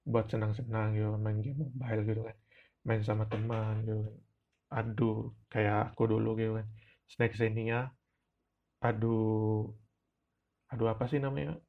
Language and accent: Indonesian; Ruteng, East Nusa Tenggara, Indonesia; first language Manggarai; Indonesian is a second language; Sebenarnya kata Lejong Sama ini berasal dari bahasa daerah saya, yaitu Manggerai Ruteng, yang artinya itu...